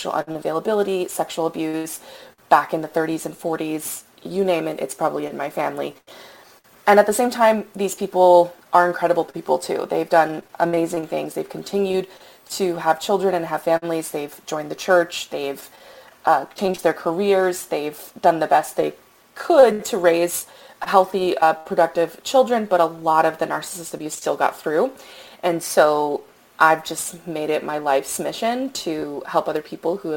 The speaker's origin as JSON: {"language": "English", "region": "Louisiana", "country": "United States", "tie": "born or raised there", "moved": "yes", "lives_now": "Texas, United States", "said": "I grew up in Louisiana. I currently live in Texas"}